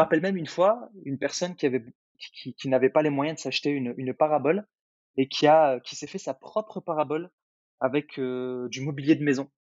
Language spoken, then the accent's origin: French; Algeria; moved away; moi, je suis né en Algérie, donc en Afrique. Et, heu, et je me rappelle quand j'étais gamin, on n'avait pas grand-chose